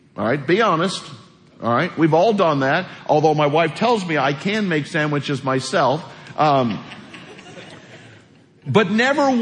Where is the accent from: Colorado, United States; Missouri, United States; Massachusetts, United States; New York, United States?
Missouri, United States; moved away; I grew up in a real small house in Missouri, 900 square feet